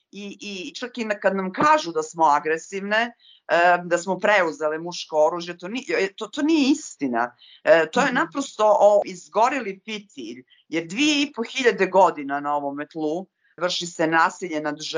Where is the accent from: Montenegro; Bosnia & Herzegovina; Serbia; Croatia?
Montenegro; ovdje kod nas, kod nas u Crnoj Gori